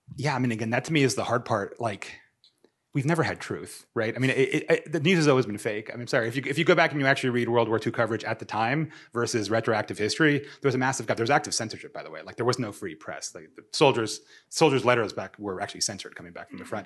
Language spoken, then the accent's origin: English; Miami, Florida, United States; moved away; also born or lived in San Francisco; I'm from Miami